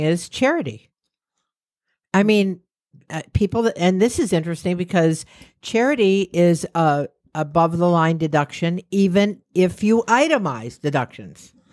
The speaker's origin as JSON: {"language": "English", "region": "New York", "country": "United States", "said": "\"From New York.\""}